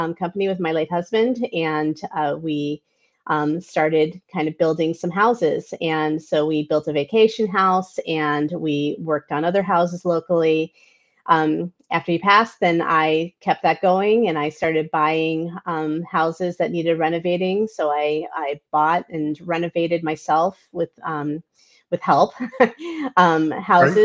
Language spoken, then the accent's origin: English; New York, United States; also born or lived in Michigan; now in Flossmoor, United States; I grew up in New York